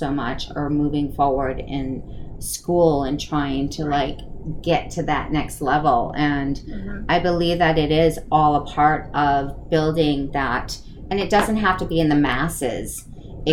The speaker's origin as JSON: {"language": "English", "region": "East Coast", "country": "United States", "tie": "born or raised there", "said": "I was born and raised on the East Coast"}